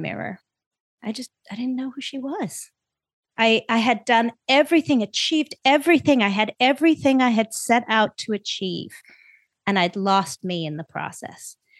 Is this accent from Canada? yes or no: no; South Africa; now in United States; I was born in South Africa.